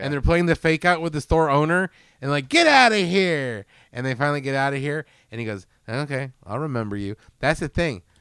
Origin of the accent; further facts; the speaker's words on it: United States; as an American